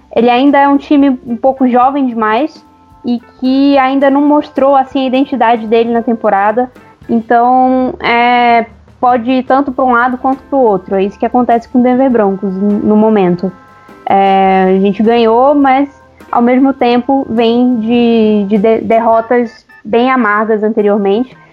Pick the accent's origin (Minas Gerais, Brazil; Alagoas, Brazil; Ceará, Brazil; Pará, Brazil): Pará, Brazil; Belém; also born or lived in São Paulo; now in Uberlândia, Brazil; eu sou paraense, nasci em Belém, mas eu moro em Uberlândia no momento, tô, tô entre Uberlândia e São Paulo